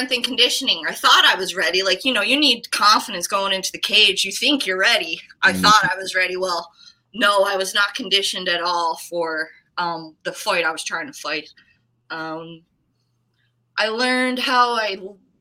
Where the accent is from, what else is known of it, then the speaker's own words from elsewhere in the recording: New Waterford, Nova Scotia, Canada; moved away as an adult; also born or lived in Kelowna; now in Edmonton, Canada; I'm from New Waterford